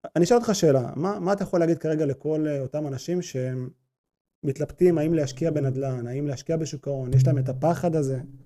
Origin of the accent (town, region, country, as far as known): Israel